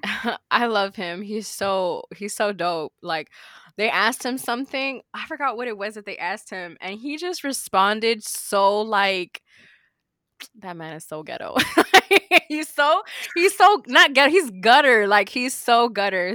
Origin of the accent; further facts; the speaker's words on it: Miami, Florida, United States; I'm from Miami